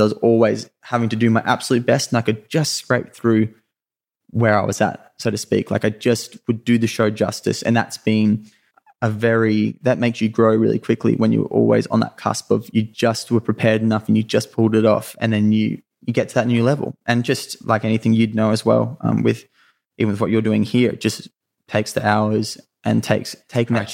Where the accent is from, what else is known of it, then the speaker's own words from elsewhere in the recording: Sunshine Coast, Queensland, Australia; also born or lived in Mooloolaba / Maroochydore; I, I grew up on the Sunshine Coast in Queensland was where I was where I was born